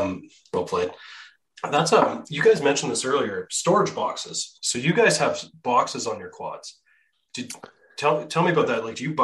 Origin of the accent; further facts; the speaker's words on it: Manitoba, Canada; I'm from Manitoba, so we still call it Bombardier.